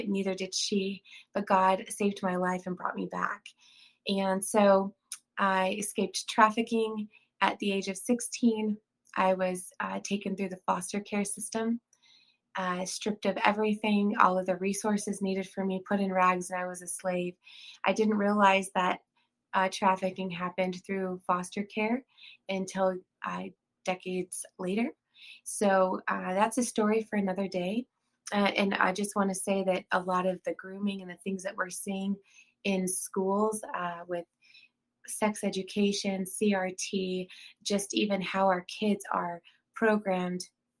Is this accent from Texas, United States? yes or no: yes; Austin, Texas, United States; born there; now in South Carolina, United States; I'm a native Texan. I was born in Austin. I did not grow up there. I moved around quite a bit.